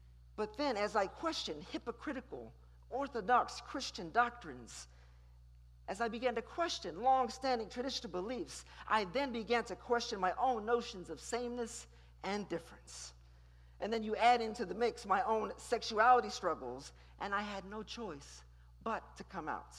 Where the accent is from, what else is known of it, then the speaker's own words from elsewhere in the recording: Houston, Texas, United States; I started attending a magnet school across town here in Houston